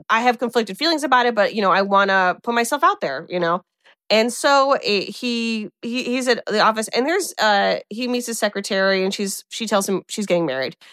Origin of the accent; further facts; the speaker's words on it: Midwest, United States; accent: flat Midwestern; I have such a flat Midwestern accent